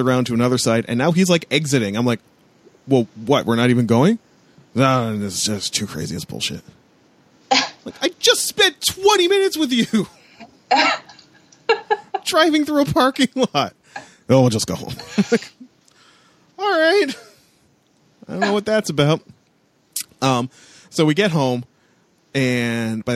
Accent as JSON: {"language": "English", "area": "a border town near Detroit", "region": "Ontario", "country": "Canada", "tie": "born or raised there", "moved": "yes", "said": "I grew up in a border town"}